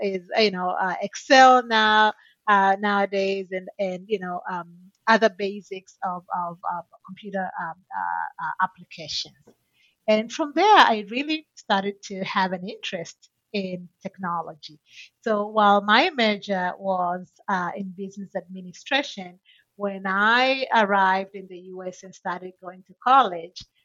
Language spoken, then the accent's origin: English; Tanzania; moved away as an adult; now in United States; I'm originally from Tanzania, and when I graduated from high school in Tanzania